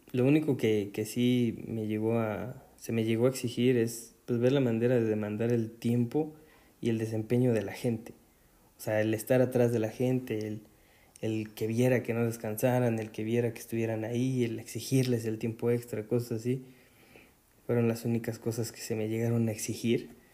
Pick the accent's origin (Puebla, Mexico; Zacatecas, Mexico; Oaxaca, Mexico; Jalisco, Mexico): Puebla, Mexico; aquí en Puebla, que es de donde yo soy